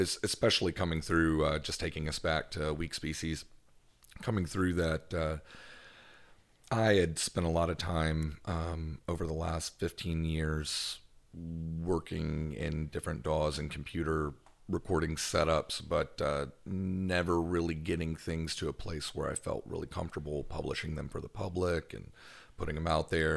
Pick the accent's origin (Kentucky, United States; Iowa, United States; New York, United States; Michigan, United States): Kentucky, United States; Owensboro; now in Memphis, United States; I'm from, uh, northwestern Kentucky